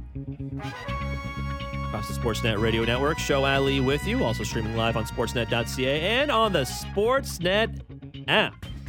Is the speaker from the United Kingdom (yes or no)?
no; Canada; as a Canadian